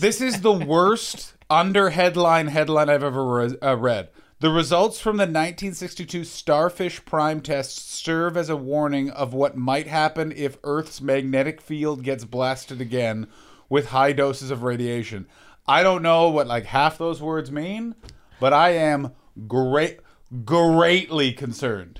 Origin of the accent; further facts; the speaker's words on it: Canada; moved away; I'm from Canada